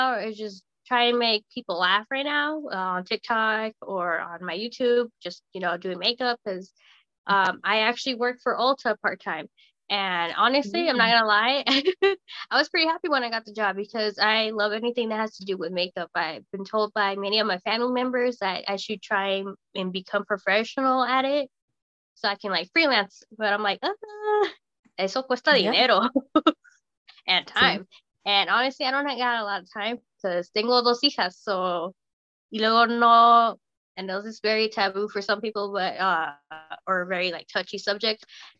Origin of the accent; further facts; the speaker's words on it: Arizona, United States; born there; also born or lived in Germany; even though I was born in Arizona, my dad was in the military, so I'm technically an army brat, so I've been a little bit of everywhere.